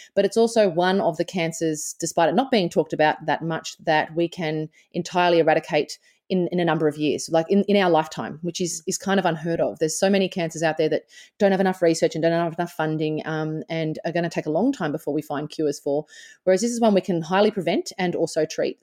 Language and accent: English; Australia; born or raised there